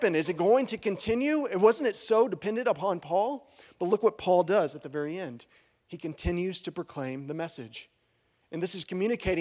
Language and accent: English; Bowie, Texas, United States; also born or lived in Lubbock, Texas; now in Wichita Falls, United States; I'm the righty from Bowie